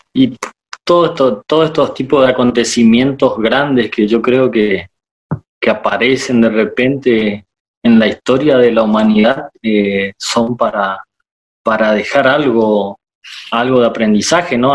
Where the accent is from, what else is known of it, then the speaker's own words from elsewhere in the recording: Itá Ibaté, Corrientes, Argentina; now in Corrientes, Argentina; soy de Itaibate y cerquita